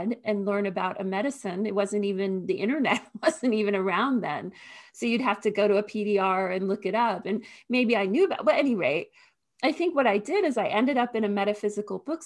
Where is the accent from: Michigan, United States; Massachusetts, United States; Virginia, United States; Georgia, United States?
Virginia, United States; Northern; I grew up in Northern Virginia, suburb of Washington, D.C.